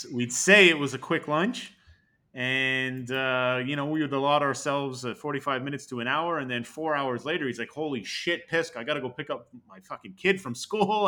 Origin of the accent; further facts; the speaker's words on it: Canada; I was rejected as a Canadian